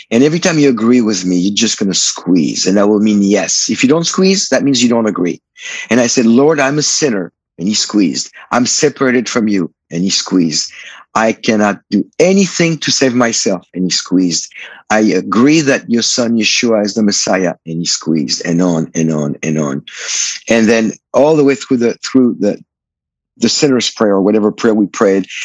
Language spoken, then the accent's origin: English; France; I was born in France in '59.